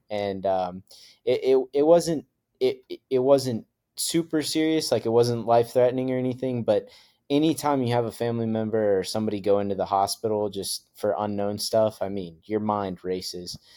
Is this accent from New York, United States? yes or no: no; Idaho, United States; growing up in Idaho and, and going through all of that. So uh, we moved there when I was little